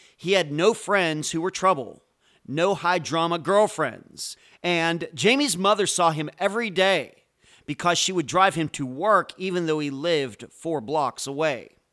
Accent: United States; also born or lived in Clearwater Beach, Florida; I am an American. I live in Clearwater Beach, Florida.

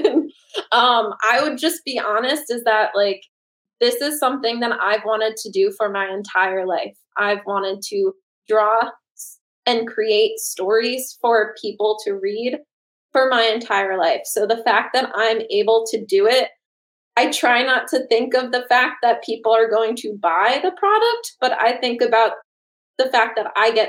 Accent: Northeast, United States; when I grew up in the Northeast

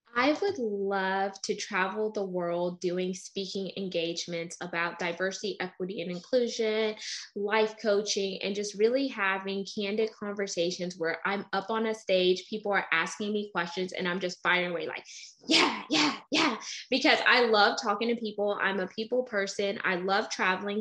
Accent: Texas, United States; I was born in Texas

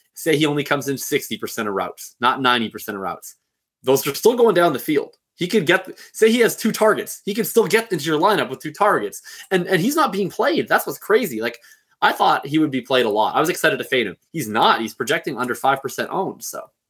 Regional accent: Canada; I'm Canadian

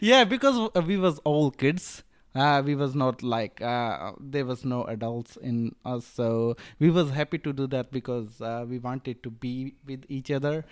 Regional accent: Rajasthan, India; moved away as an adult; also born or lived in Australia; now in Melbourne, Australia; I grew up in India, northern part of India. So, um, I'm from des-, desert part. So, uh, I'm from Rajasthan.

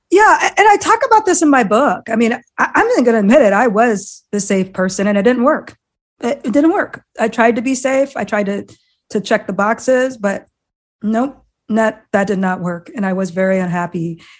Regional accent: Iowa, United States; I grew up in Iowa of all places

